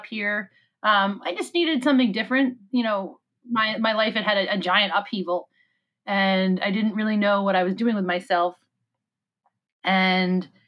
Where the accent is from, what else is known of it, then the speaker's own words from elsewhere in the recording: Annapolis, Maryland, United States; also born or lived in Severna Park, Maryland; I was born in Annapolis, which is about 30 minutes south, approximately